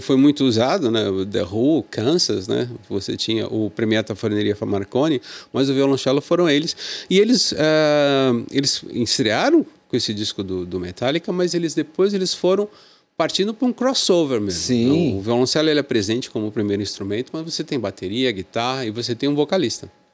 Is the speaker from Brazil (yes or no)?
yes; Santos, São Paulo, Brazil; Eu sou de Santos